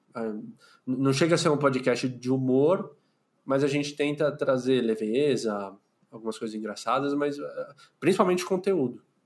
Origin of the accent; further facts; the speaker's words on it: São Paulo, Brazil; eu moro em São Paulo, eu sou de São Paulo, capital, nasci aqui, vivo aqui